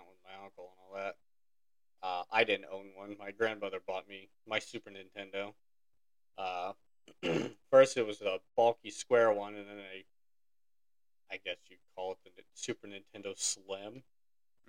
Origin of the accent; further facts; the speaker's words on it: Indiana, United States; a small little shack in my hometown, or I guess our hometown